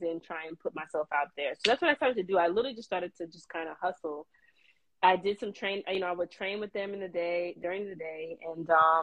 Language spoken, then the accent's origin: English; Florida, United States; moved away as an adult; I'm from Florida originally, so moving to another state was also a thing